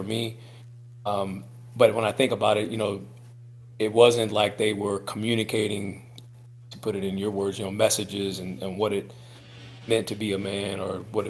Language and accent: English; Quincy, Illinois, United States; moved away as an adult; also born or lived in LaGrange, Missouri; now in Kansas City, United States; I'm from Quincy, Illinois / LaGrange, Missouri, each of which are, you know, small river towns that are along the Mississippi River, just a couple of hours north of St. Louis. So grew up in a small area